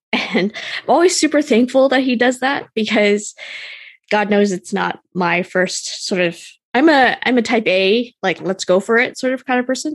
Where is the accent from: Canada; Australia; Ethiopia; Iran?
Canada; I'm Canadian